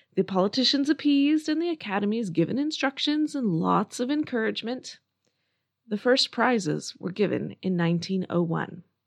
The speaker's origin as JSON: {"language": "English", "country": "United States", "said": "As an American"}